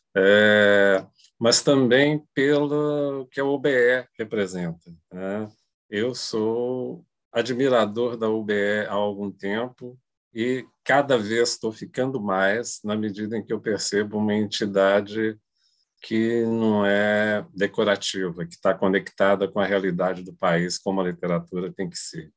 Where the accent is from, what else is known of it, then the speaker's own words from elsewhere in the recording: Brazil; eu sou brasileiro, eu tenho uma ligação forte com a cultura brasileira